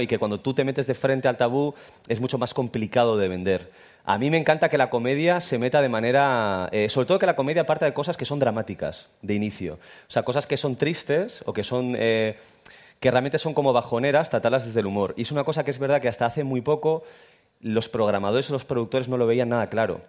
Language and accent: Spanish; Irún, Basque Country, Spain; yo soy de Irún, Irún no tiene gracia